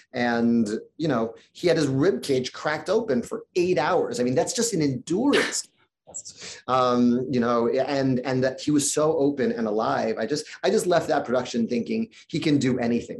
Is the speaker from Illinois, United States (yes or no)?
no; New York City, New York, United States; When you grow up in New York City